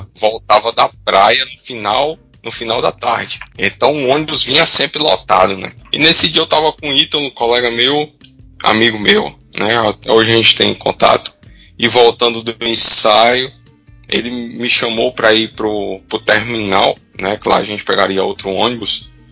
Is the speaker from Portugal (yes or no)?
no; Aracati, Ceará, Brazil; also born or lived in Fortaleza; Eu nasci em Aracati, no Ceará, e meu pai, a gente morava na casa pastoral, atrás da primeira igreja batista em Aracati